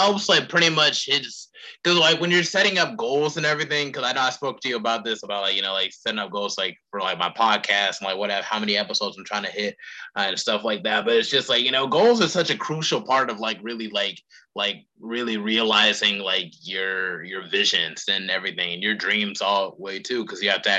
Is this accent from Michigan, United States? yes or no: no; North Carolina, United States; would even be captivated by my home state in North Carolina.